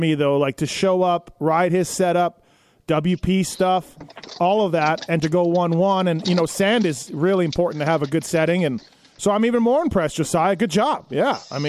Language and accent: English; Canada; moved away as an adult; now in United States; I'm born and raised there, and I lived there for 24 years.